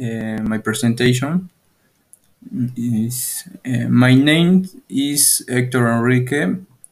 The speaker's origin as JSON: {"language": "English", "country": "Peru", "second_language": "English", "said": "I don't speak much English. I am from Peru. I am 20 years old."}